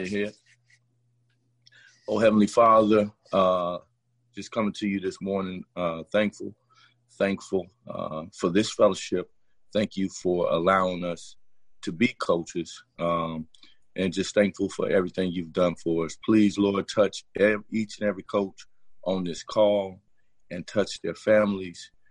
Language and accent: English; Miami, Florida, United States; I'm born and raised in Miami, Florida, Carroll City, Opa-locka, Liberty City